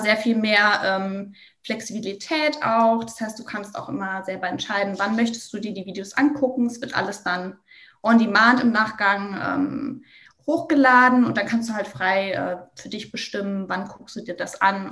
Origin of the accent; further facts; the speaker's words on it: Bavaria, Germany; Ich komme zum Beispiel auch aus Bayern